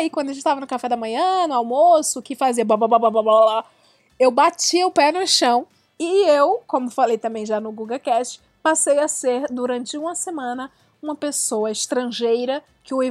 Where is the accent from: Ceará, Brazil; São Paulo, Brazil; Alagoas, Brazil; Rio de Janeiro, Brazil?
Ceará, Brazil; Eu sou do Ceará, eu era de periferia, nunca viajei para fora assim na, nesse esquema.